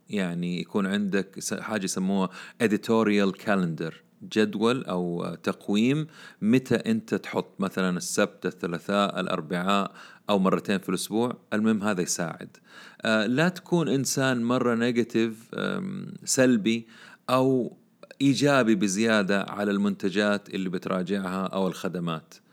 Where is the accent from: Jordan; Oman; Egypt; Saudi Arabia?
Saudi Arabia; عندنا في السعودية